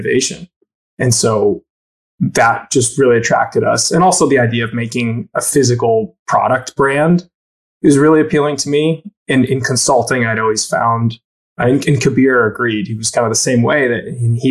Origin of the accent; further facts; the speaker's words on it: Syracuse, New York, United States; also born or lived in Raleigh, North Carolina / Ithaca, New York; I grew up in Syracuse, New York